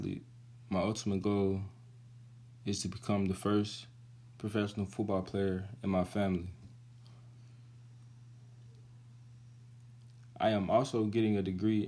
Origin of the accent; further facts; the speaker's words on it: Carroll County, Georgia, United States; Carroll County, which is my hometown